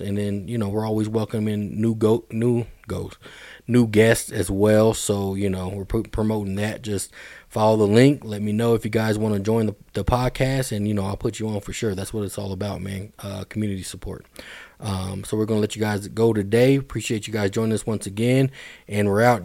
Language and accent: English; Denver, Colorado, United States; Hill Middle School, man, been a while. Um, and then East High School. I went to East as well